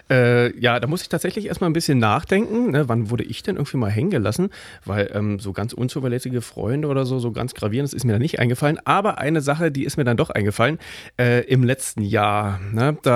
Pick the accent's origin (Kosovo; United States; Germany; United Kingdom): United Kingdom; England; German is a second language; moved away; Und ich bin selber Engländer und dürfte nicht, dürfte nicht wählen, weil ich mehr als 15 Jahre außerhalb de, äh, des Landes wohne.